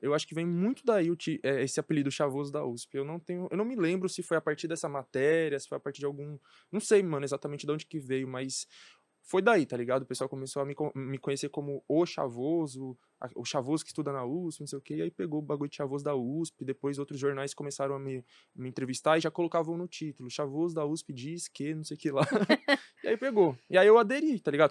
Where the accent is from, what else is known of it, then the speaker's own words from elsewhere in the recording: São Paulo, Brazil; Cresci na Brasilândia, onde eu morava, não se falava sobre política